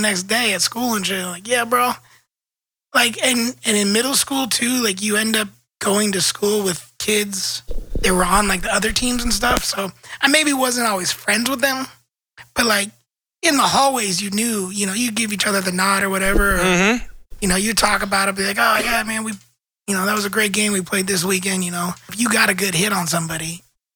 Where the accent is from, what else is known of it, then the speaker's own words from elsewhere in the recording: Portland, Oregon, United States; growing up in Portland